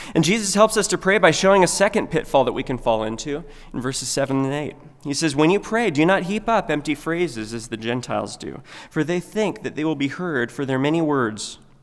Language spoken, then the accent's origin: English; United States